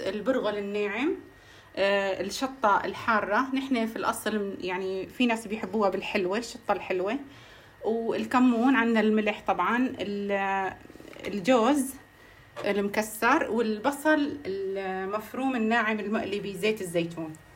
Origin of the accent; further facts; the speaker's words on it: Aleppo, Aleppo Governorate, Syria; نحن عندنا بحلب